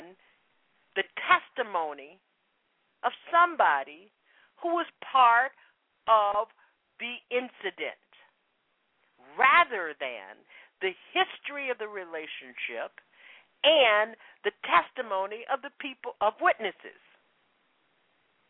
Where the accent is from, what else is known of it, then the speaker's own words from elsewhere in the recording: Florida, United States; I'm from the South. I grew up in Florida